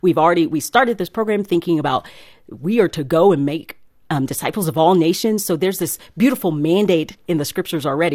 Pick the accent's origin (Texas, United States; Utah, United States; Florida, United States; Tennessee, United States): Tennessee, United States; East; now in Nashville, United States; I was from East Tennessee